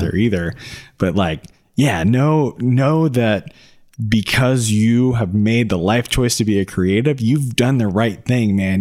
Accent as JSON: {"language": "English", "town": "Atlanta", "region": "Georgia", "country": "United States", "said": "we're two dudes from Atlanta"}